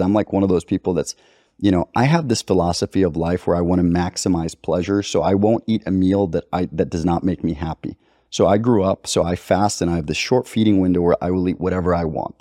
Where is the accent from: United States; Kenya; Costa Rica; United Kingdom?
Costa Rica; I've got Libyan roots. I grew up in Costa Rica